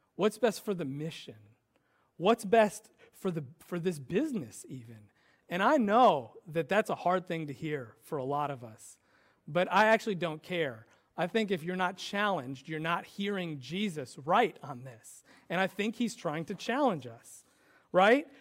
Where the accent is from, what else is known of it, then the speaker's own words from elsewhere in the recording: United States; I'm American